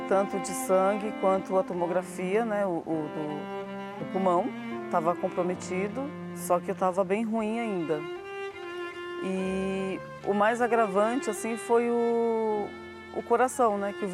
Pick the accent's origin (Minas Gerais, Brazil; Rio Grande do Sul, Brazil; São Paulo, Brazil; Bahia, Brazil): São Paulo, Brazil; sou daqui de São Paulo, trabalho na área da saúde